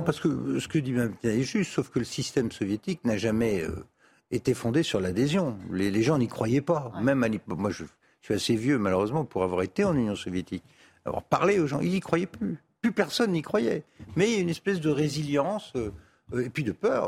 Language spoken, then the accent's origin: French; France; en tant que Français